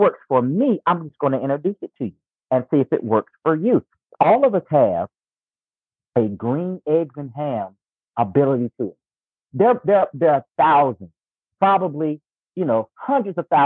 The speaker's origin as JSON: {"language": "English", "town": "Lumberton", "region": "North Carolina", "country": "United States", "tie": "born or raised there", "moved": "as an adult", "lives_now": "Raleigh, United States", "said": "my hometown is a little place called Lumberton, North Carolina. But where I've been for the past 20 plus years is Raleigh, North Carolina"}